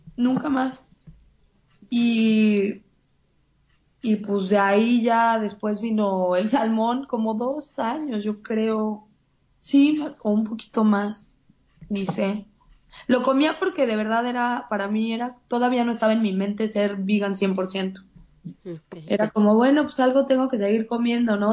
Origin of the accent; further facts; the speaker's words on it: Mexico; moved away as an adult; now in Los Angeles, United States; al crecer en una, en, una sociedad mexicana